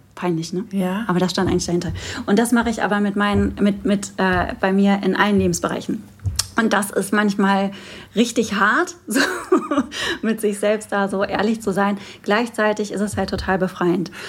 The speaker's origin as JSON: {"language": "German", "town": "Moers", "region": "North Rhine-Westphalia", "country": "Germany", "said": "es ist so eine richtige Kolonie bei uns in Mörs und ja. äh, Mörs-Meerbeck"}